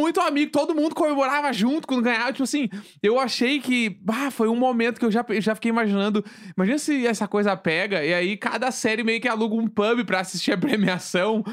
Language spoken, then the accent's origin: Portuguese; Rio Grande do Sul, Brazil; eu sou gaúcho